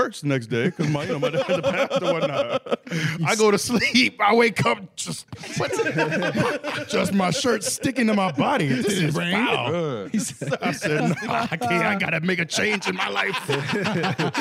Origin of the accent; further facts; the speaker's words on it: Tampa, Florida, United States; moved away as an adult; also born or lived in Iowa; I grew up in Tampa, but just moved from Iowa